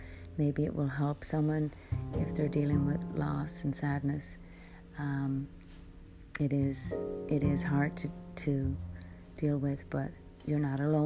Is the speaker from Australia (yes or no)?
no; Ireland; moved away as an adult; now in United States; I grew up in Ireland